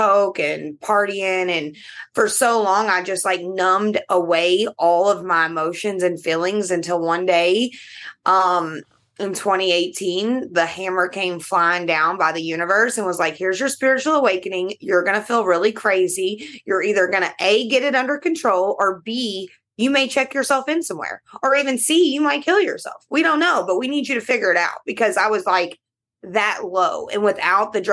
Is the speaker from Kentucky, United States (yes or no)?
yes; Kentucky, United States; I am from Kentucky, and you know, all the bourbon in the world is made here